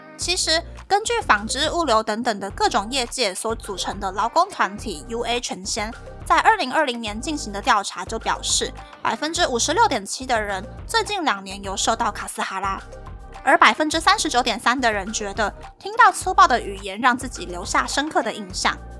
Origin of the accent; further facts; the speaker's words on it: Taiwan; moved away as an adult; now in Japan; 身为台湾人的我就已经先不行了